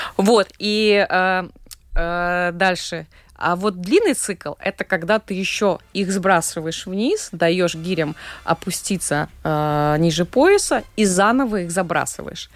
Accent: Daugavpils, Latgale, Latvia; в моем родном городе, в Даугавпилсе

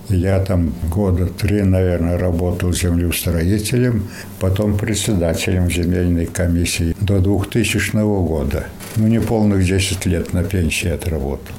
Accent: Zilupe, Latgale, Latvia; also born or lived in Sebezh, Russia; Я же прописан, говорю, житель Латвии

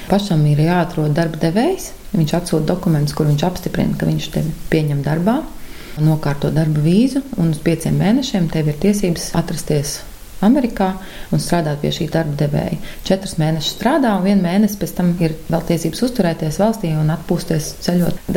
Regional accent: Kuldīga, Kuldīga Municipality, Latvia; moved away; lai gan ilgus gadus tur vairs nedzīvoju. Sirdī kuldīga man vienmēr būs mīļa.

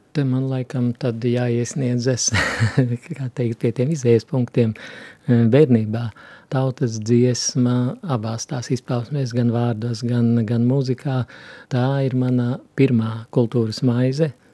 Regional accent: southern Rēzekne district, near Viļāni, Latgale, Latvia; moved away; es esmu nācis no Latgales, no Rēzeknes apriņķa dienvidu maliņas, tā pie Viļāniem tuvāk tur. Visā tajā bērnībā tautas muzicēšana bija ļoti dzīva

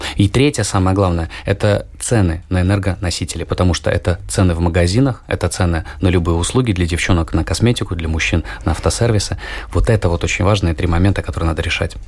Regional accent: Latvia; я родился и живу в Латвии. Я не покидал территорию нашей любимой необъятной страны

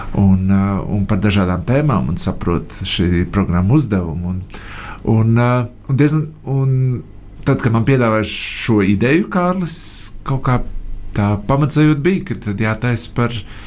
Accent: Latvia; pēc mūsu vārdu uzvārdu galotnes, ka mēs esam no Latvijas

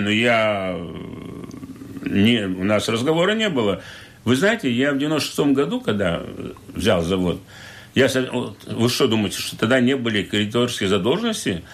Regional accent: Liepāja, Latvia; я родом из Лепы. Мои, я, мои родители 17, 17 столетия здесь живут, предки

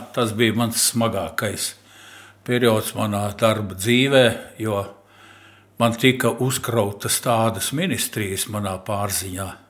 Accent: Latvia; first language Latvian; Visu mūžu ģimenē runājām visi, gan tēvs, gan māte, gan bērni latviešu valodā, ar akcentu tēvs un mamma, protams, Eh, bet eh, vienalga mēs visi runājām latviešu valodā, gājām latviešu skolās

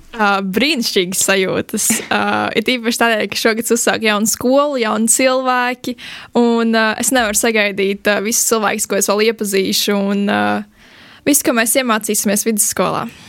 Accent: Latvia; no tās puses, no kurienes es nāku, no Rogaukas

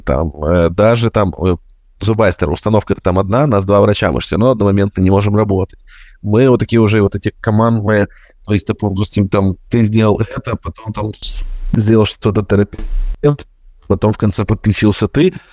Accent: Ukraine; я, как и все украинцы

